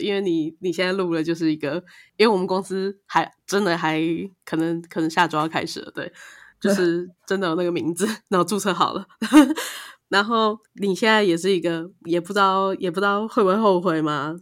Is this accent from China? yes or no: no; Taiwan; 作为一个台湾人